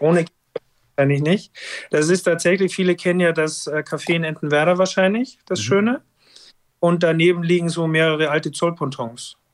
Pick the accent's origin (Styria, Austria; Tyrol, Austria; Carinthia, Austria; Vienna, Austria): Styria, Austria; moved away as an adult; also born or lived in Norderney; now in Hamburg, Germany; weil ich auch aus dem Gebiet komme und Österreich, Steiermark natürlich, ich komme aus dem Skigebiet